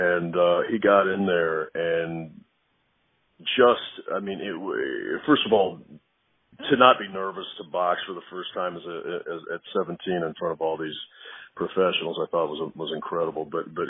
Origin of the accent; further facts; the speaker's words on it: New York City, New York, United States; also born or lived in Texas; I was born in New York. My father was born in Italy. He moved he spent his life in New York City. My parents separated. My mother's from Texas. So I spent pretty much half of my life in New York City and half in Texas.